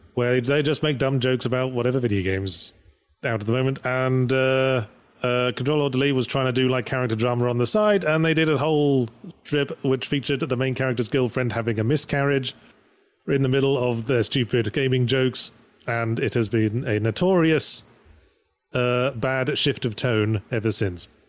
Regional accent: United Kingdom; I'm British, so, and we pronounce Graham with two syllables

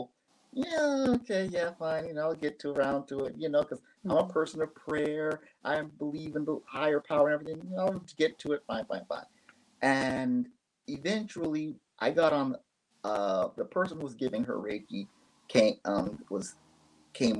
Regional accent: Phoenix, Arizona, United States; moved away as an adult; now in Japan; I've born and raised in Phoenix, Arizona, raised there by my parents, and I've lived in Japan since 1998

